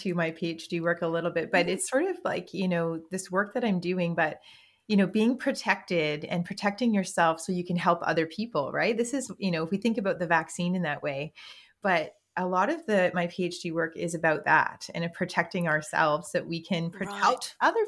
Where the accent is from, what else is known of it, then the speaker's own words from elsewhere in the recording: Rocky Bay First Nation, Ontario, Canada; now in Thunder Bay, Canada; I'm from Rocky Bay First Nation, which is about an hour and a bit drive from Thunder Bay. And I'm living and working in Thunder Bay, Ontario now.